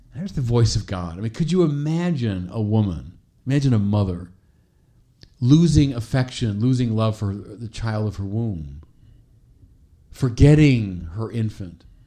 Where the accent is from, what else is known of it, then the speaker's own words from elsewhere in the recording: Chicago, Illinois, United States; My hometown of Chicago, our little cathedral, Holy Name Cathedral